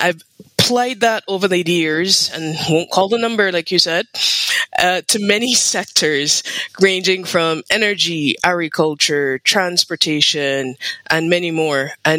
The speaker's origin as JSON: {"language": "English", "country": "Barbados", "said": "I'm from Barbados, and I've always had a love of geography growing up."}